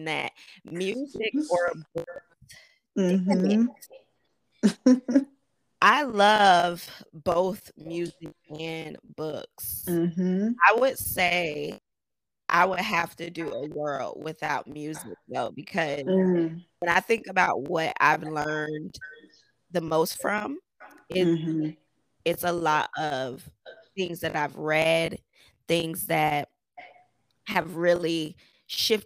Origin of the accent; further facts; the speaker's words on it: Miami, Florida, United States; moved away as an adult; now in Orlando, United States; I'm from Miami, born and raised. I moved up to Orlando about 8 years ago, and I've been here since.